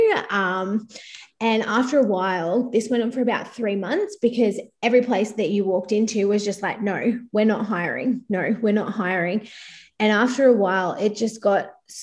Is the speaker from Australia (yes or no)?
yes; Inverloch, Victoria, Australia; also born or lived in Perth; now in Gold Coast, Australia; I'm from country Victoria originally. I grew up in a very small country town.